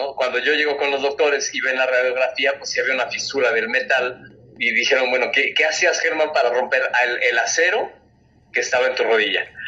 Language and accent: Spanish; Mexico; Soy el primer mexicano amputado en correr carreras